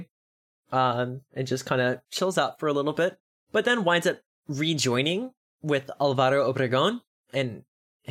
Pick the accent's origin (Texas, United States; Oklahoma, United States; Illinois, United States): Texas, United States; I am a Texan